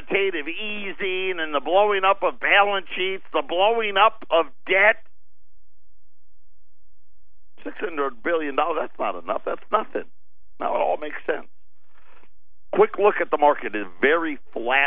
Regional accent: United States; we're still American.

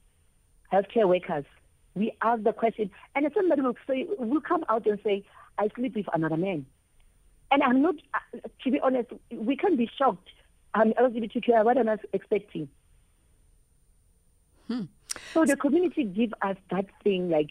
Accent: Free State, South Africa; I'm from Free State here at Zepenar. It's a small town.

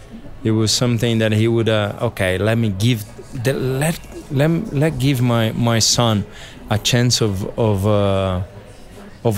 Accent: São Paulo, Brazil; English is a second language; It was a big family … when we grew up was in Interlagos, right by the track.

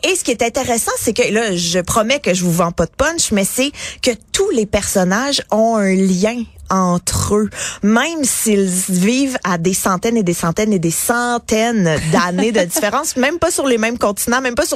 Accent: Quebec, Canada; accent: Québécois

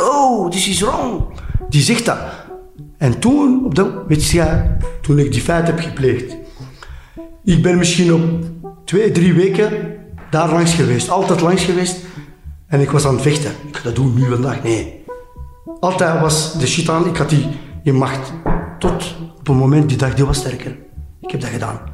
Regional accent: Flemings, Flanders, Belgium; wij zeggen altijd Vlamingen

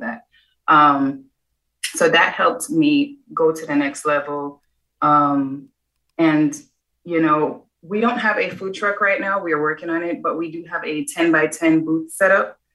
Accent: Jamaica; moved away; I was the chef at eight years old growing up in Jamaica

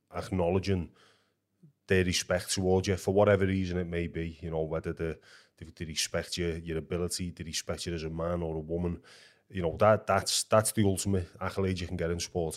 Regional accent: Liverpool, North West England, United Kingdom; where I lived as a kid was like a stone's throw away from Anfield, Liverpool's football ground.

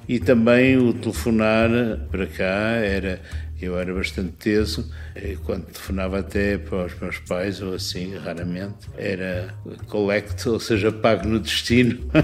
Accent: Porto, Porto District, Portugal; moved away as an adult; also born or lived in Paris, France / Vancouver, Canada; Eu cresci ó, perto da Foz do Douro, ao pé do mar

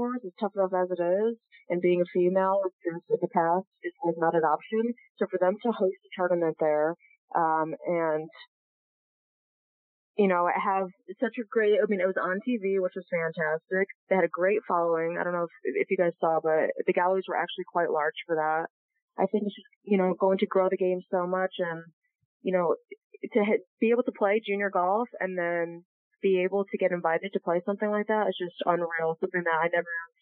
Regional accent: Durham, Connecticut, United States; I grew up living in Durham

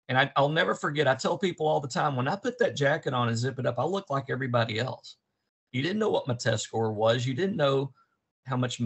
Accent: Dallas, Texas, United States; also born or lived in Amarillo, Texas; I grew up in Dallas, Texas

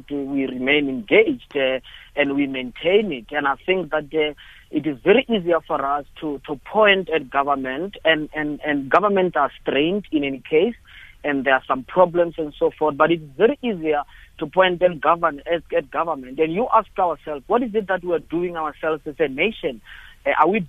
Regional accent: Bochum, Limpopo, South Africa; I grew up in Limpopo, in that area, Bochum

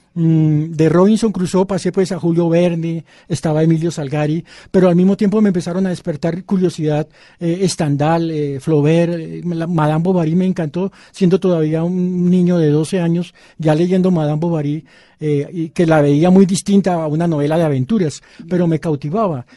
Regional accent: Bogotá, Colombia; also born or lived in Pasto, Nariño; yo nací en Bogotá, pero mm, mi familia es nariñense. Mi padre era pastuso, mi mamá es San Pablo, Nariño. Y pasé eh, tres años de mi infancia en, en, Pasto

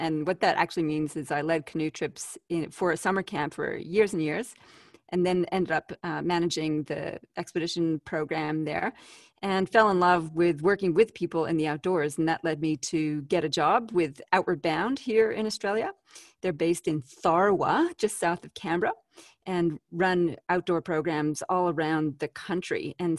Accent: Canada; Well, hey, I'm exported from Canada, the land of lakes, rivers, and maple syrup.

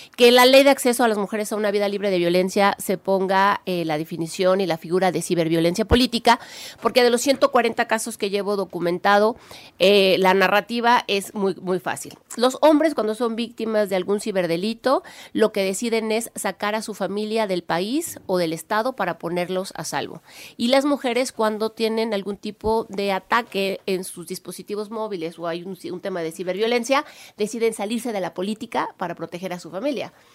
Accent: Puebla, Mexico; soy la primera poblana, e la OEA

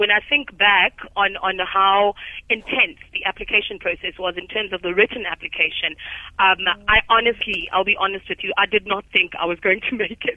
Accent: South Africa; we as South African fellows

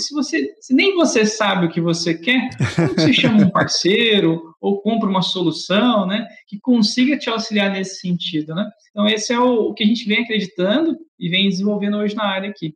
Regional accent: Barretos, São Paulo, Brazil; Sou natural de Barretos, interior de São Paulo

